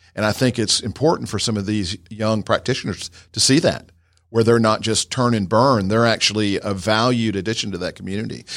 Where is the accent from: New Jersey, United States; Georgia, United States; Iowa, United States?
Georgia, United States; I'm from, uh, about fifteen miles from right here. I grew up on a horse farm right around the corner